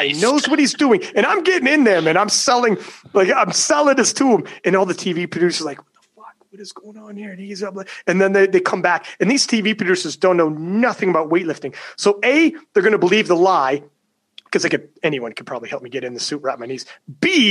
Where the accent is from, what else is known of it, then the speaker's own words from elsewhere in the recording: Canada; I'm Canadian.